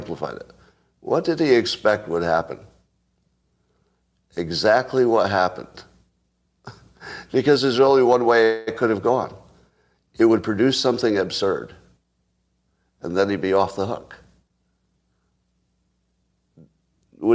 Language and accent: English; New York, United States; now in California, United States; I was raised in New York State, which was never a slave state